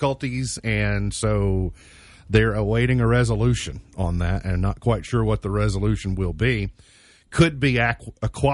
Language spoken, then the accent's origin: English; near Caney Creek Road, Grayson County, Kentucky, United States; I grew up very, very nearby